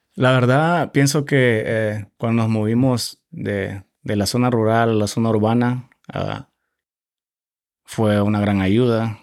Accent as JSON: {"language": "Spanish", "town": "Santa Tecla", "region": "La Libertad", "country": "El Salvador", "tie": "born or raised there", "moved": "as an adult", "lives_now": "United States", "said": "yo soy salvadoreño. Eh, nací en, una ciudad que se llama Nueva San Salvador, básicamente al lado de la capital del eh, departamento La Libertad."}